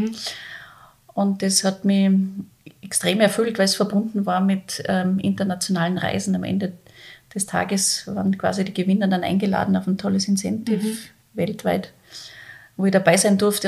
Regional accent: Salzburg, Austria; moved away as an adult; also born or lived in Vienna; ich bin gebürtige Salzburgerin

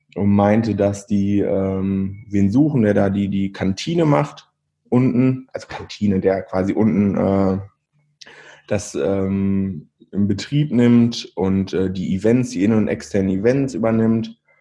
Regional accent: Verl, North Rhine-Westphalia, Germany; moved away as an adult; now in Bielefeld, Germany; Eigentlich komme ich aus Ferl

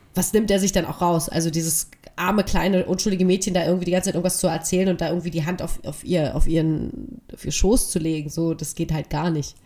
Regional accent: Berlin, Germany; ich habe schon immer in Lichtenberg gewohnt, ich bin Ossi

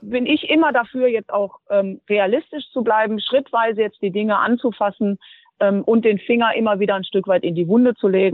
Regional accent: Duisburg, North Rhine-Westphalia, Germany; Duisburg wird immer meine Heimat bleiben

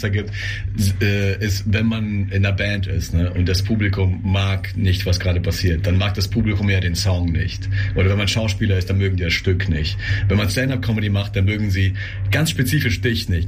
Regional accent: Russia; moved away; ich komme aus Russland

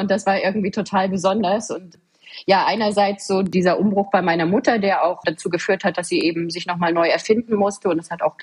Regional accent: Waren, Mecklenburg-Vorpommern, Germany; born there; Ich bin 1985 ähm, geboren in Waren, so wie du es schon sagst. Sehr schöne Stadt. Mittlerweile ein staatlich anerkanntes Heilbad. Ich erzähle das auch immer sehr gerne, wo ich herkomme

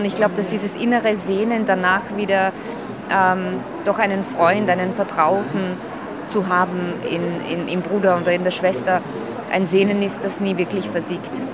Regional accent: Slovakia; now in Austria; ich bin Slowakin, das werde ich immer bleiben

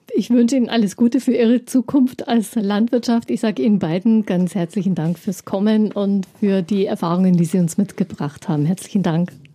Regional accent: Upper Bavaria, Germany; Speziell bei uns in Oberbayern vor allem gibt es ja viel Milchwirtschaft

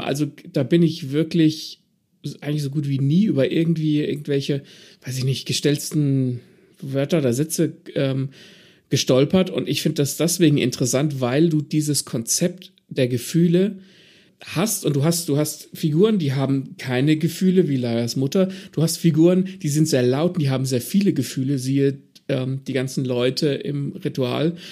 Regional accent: Southern Germany, Germany; als Süddeutscher

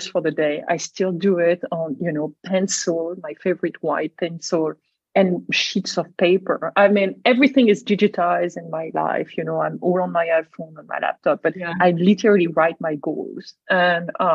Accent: Brittany, France; moved away as an adult; also born or lived in Singapore / Shanghai / San Diego / Boston; I grew up in Brittany by the ocean.

